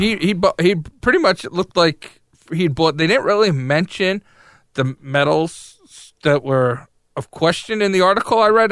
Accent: New York, United States; also born or lived in Massachusetts; As somebody that grew up in the North

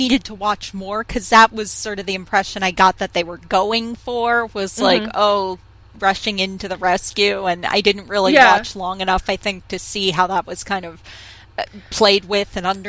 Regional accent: United States; growing up in America and playing lots of sports in school

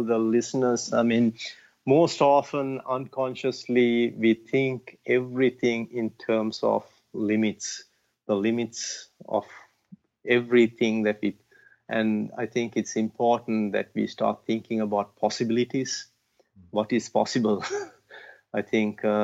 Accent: Sri Lanka; born or raised there

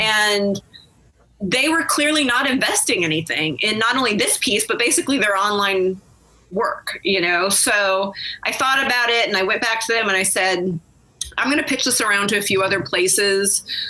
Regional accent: Riverside, California, United States; San Bernardino, California, which is right next door to where I grew up in Riverside

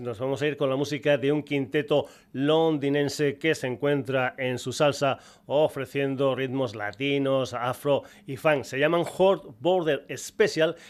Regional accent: Burguillos del Cerro, Extremadura, Spain; una banda de Burguillos ante el Cerro, mi pueblo

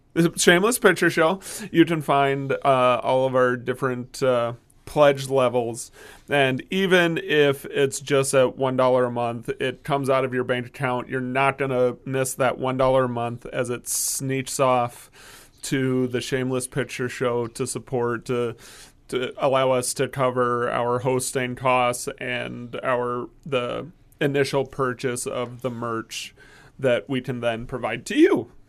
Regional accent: Midwest, United States; now in Maryland, United States; I grew up in the Midwest where you are

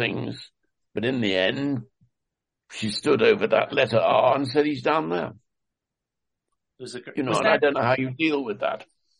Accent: Leicester, East Midlands, United Kingdom; I come from Leicester

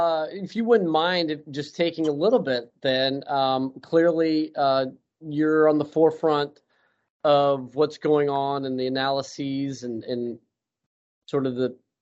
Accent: San Clemente, California, United States; I'm San Clemente.

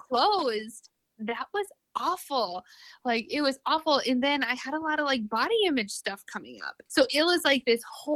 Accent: Minnesota, United States; moved away; I'm originally from Minnesota, like a small, small town in Minnesota. And it was really hard growing up there

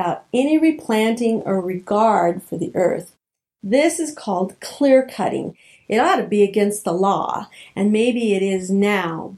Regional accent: New Mexico, United States; moved away; my home state where these types of amazing chilies are grown in Hatch, New Mexico

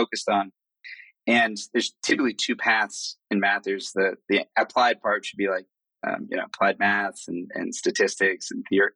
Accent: Boston, Massachusetts, United States; moved away as an adult; now in São Paulo, Brazil; I was born in Boston, grew up there. And Boston was my base until about 10 years ago when I moved to São Paulo

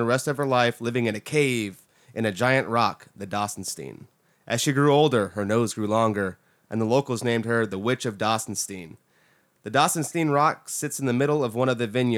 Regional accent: Orlando, Florida, United States; I'm from Orlando

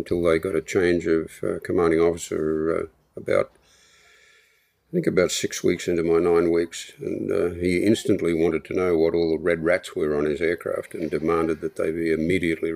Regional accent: Australia; I was the cute oddity that talked funny, so you get a lot of attention and even pseudo affection through just being an Australian

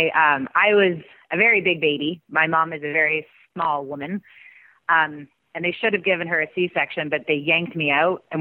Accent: Canada; now in United States; I mean, especially because we came from Canada a different country to make

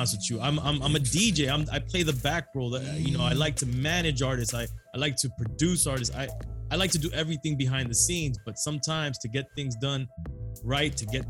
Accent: South Florida, United States; I'm Cuban, Colombians, Jamaicans, Haitians. Yes, we're from South Florida

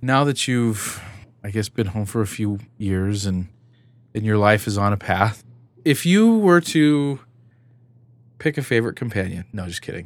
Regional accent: California, United States; now in Salt Lake City, United States; I'm not originally from the west side of Salt Lake City, I'm from California

